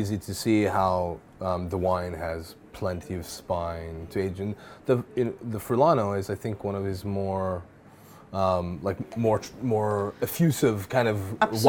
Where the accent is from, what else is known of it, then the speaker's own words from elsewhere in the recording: Italy; English is a second language; now in United Kingdom; I moved here from Italy, as you can tell by my Canadian accent